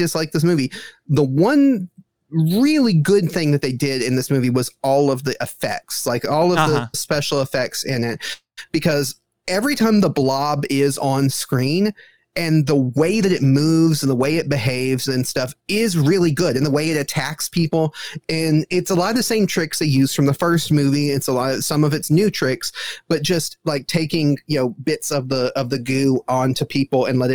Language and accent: English; Mississippi, United States; I'm from the South. We don't have ice rinks here.